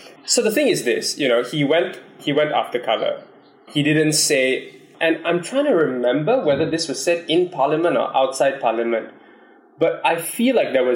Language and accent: English; Malaysia; as a Malaysian, as an Indian.